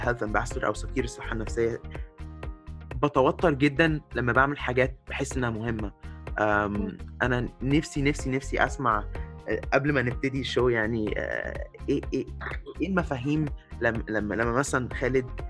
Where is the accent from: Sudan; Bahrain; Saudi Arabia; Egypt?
Egypt; moved away as an adult; اتربيت في مصر بس عشت بره بقالي كتير